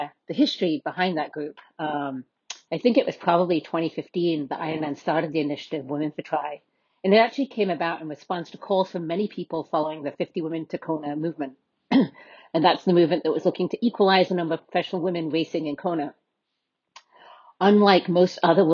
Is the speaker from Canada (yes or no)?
no; United Kingdom; now in United States; I'm a British white woman